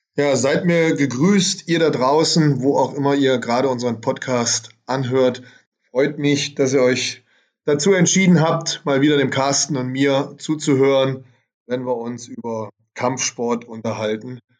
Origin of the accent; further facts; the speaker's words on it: Germany; Bei uns in Deutschland